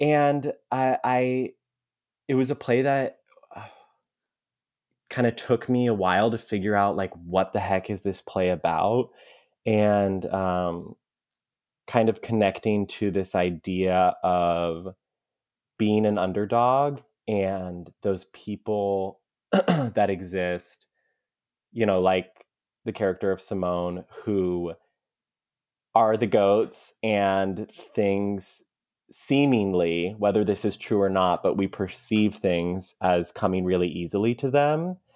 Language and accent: English; Mesa, Arizona, United States; we grew up in Mesa, which is kinda like a, um, you know, like the ugly stepchild suburb of Phoenix